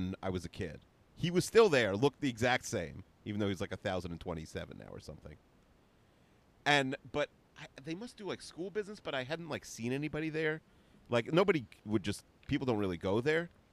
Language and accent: English; Woodmere, New York, United States; Where I grew up in Woodmere